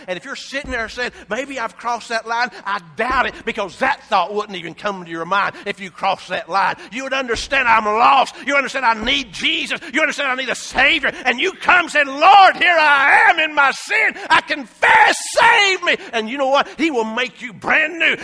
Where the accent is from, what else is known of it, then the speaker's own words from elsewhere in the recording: Appalachia, United States; we're from Appalachia, Shar and I.